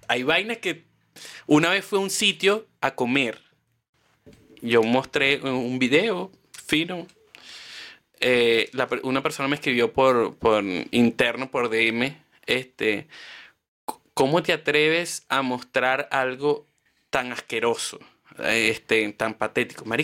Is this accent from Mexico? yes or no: no; Chile; toda mi vida, soy chileno no conocía esto